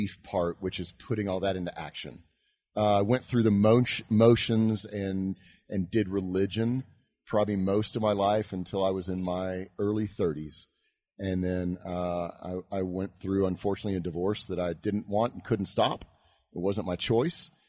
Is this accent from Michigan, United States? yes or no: no; Houston, Texas, United States; I grew up in Houston, Texas.